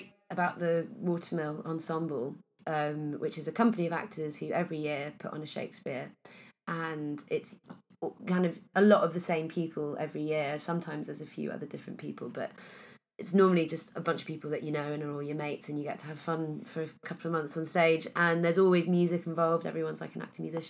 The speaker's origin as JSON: {"language": "English", "area": "Pembrokeshire", "region": "southwest Wales", "country": "United Kingdom", "tie": "born or raised there", "moved": "yes", "lives_now": "London, United Kingdom", "said": "I was brought up in Wales"}